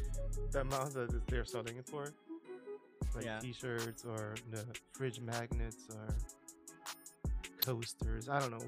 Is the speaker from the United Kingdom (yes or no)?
no; Netherlands; I hear an accent. Where are you from? And I was like, oh, I'm from Netherlands.